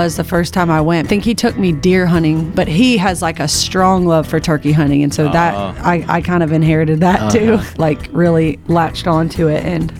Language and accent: English; Nashville, Tennessee, United States; I loved growing up in Nashville.